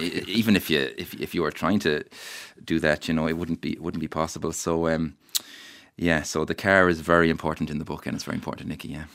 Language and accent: English; Mayo, Connacht, Ireland; the place I love where I'm from